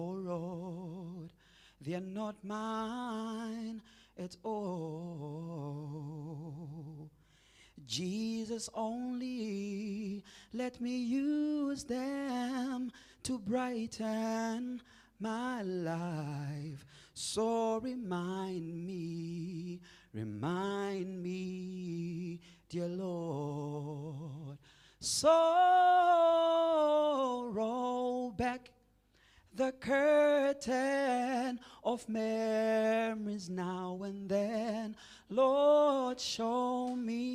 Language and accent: English; Zimbabwe; I am born and raised in Zimbabwe